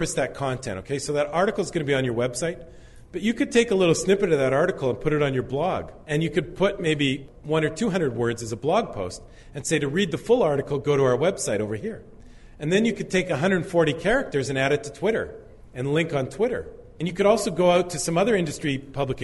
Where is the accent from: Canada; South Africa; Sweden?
Canada; I'm Canadian